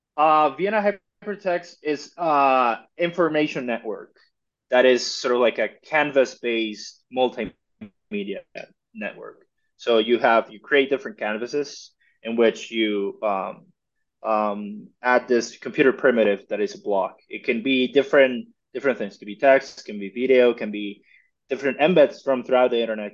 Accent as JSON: {"language": "English", "country": "Mexico", "said": "I'm originally from Mexico"}